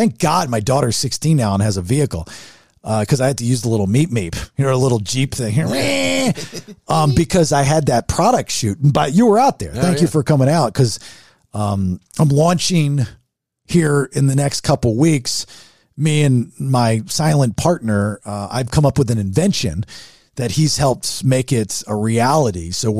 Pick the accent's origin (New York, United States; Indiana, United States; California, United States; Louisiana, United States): California, United States; now in Egypt; I live in Egypt now, yeah. But I'm originally from Orange County.